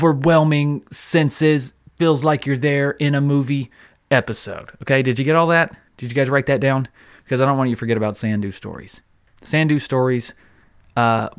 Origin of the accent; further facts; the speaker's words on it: North Carolina, United States; I'm born and raised in North Carolina. Still love this wonderful state